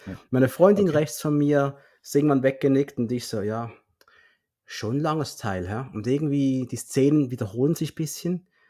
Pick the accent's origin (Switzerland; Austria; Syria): Switzerland; now in Basel, Switzerland; für uns Schweizer